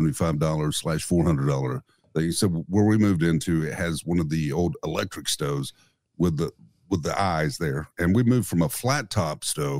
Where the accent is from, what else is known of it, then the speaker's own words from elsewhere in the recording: the South, United States; also born or lived in Nashville; now in East Tennessee, United States; I grew up in the South.